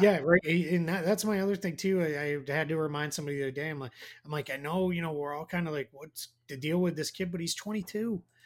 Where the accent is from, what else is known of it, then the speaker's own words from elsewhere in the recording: Boston, Massachusetts, United States; accent: Boston; My Boston accent